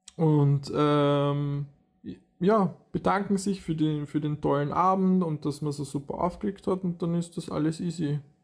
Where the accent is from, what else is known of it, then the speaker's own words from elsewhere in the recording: Vienna, Austria; bei uns in Wien